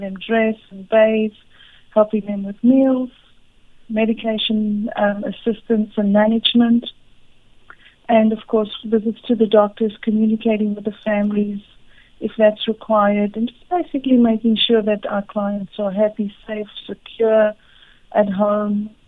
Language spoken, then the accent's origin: English; South Africa; now in Florida, United States; I was born in South Africa